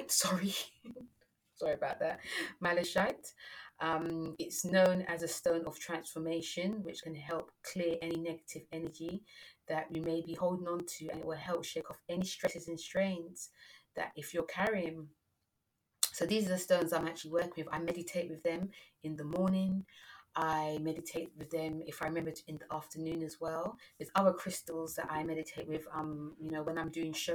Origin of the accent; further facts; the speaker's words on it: London, United Kingdom; I'm British, you know, I'm born in London